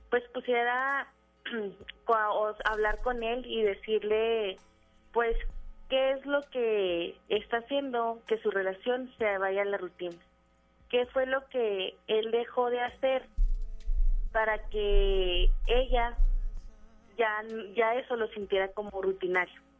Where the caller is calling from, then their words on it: Cuauhtémoc, Chihuahua, Mexico; De Ciudad Cuauhtémoc, Chihuahua.